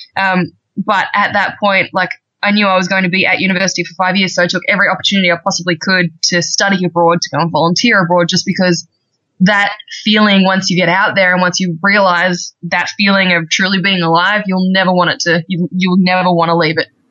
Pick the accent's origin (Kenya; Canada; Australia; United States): Australia; accent: Australian; I'm actually I'm Australian, as you can probably tell by the accent by now. Um, yeah, so I'm from Australia.